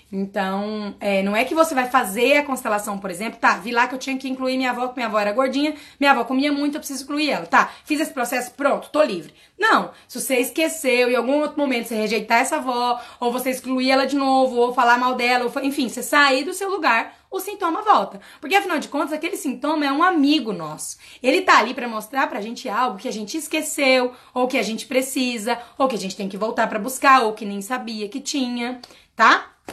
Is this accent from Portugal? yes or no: no; Quirinópolis, Goiás, Brazil; a primeira cidade era Quirinópolis, que era onde eu nasci